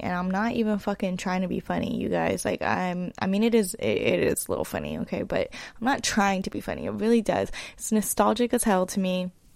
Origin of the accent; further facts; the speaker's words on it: East Bay, California, United States; moved away as an adult; also born or lived in Los Angeles; I hail from the East Bay, California, in the Bay Area